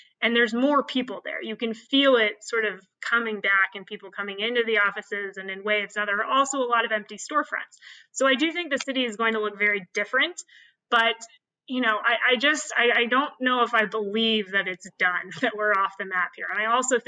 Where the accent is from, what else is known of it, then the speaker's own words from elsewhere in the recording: Kansas, United States; now in New York City, United States; I'm from Kansas.